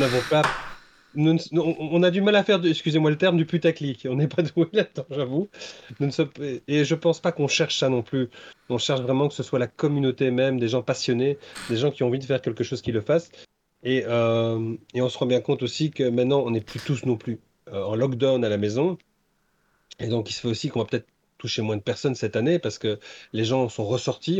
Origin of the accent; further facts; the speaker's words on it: Brussels, Brussels-Capital Region, Belgium; moi je suis bruxellois